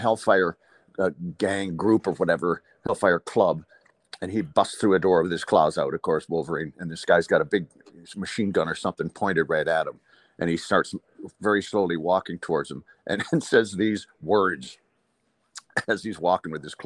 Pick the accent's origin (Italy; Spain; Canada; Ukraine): Canada; Port Dover, Ontario; also born or lived in Dublin, Ireland; I come from a small town, a fishing town in Lake Erie, in Port Dover, Ontario, in Canada here